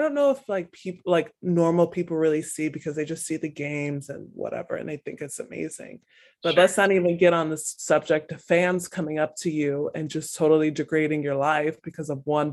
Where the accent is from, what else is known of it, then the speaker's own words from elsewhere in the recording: United States; as American